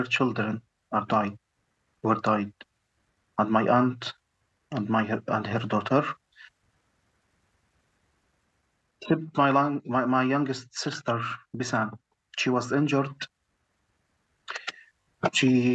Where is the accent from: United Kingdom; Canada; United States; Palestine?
Palestine; Gaza, Gaza Strip; moved away as an adult; now in Egypt; I'm a cardiologist from Gaza.